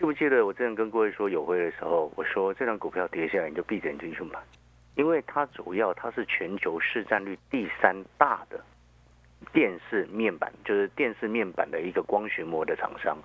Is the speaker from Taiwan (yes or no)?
yes; Hualien, Hualien County, Taiwan; moved away as an adult; also born or lived in Taipei; 因为我在花莲长大的